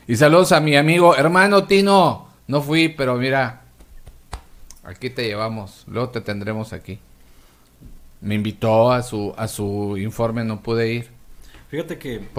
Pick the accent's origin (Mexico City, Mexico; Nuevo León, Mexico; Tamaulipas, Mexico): Tamaulipas, Mexico; Ciudad Madero; Yo soy de Ciudad Madero.